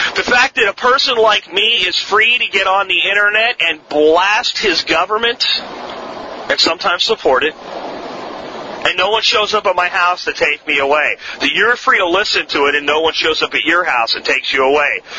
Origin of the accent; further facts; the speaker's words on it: Florida, United States; accent: Florida accent; also born or lived in Pennsylvania; when I was a child, very young child, I'm talking kindergarten, first, second grade, and I moved from Pennsylvania to Florida with my family